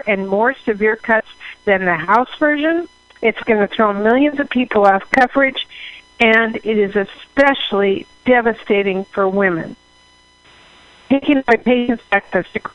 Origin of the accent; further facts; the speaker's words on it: Washington, United States; Washington, my home state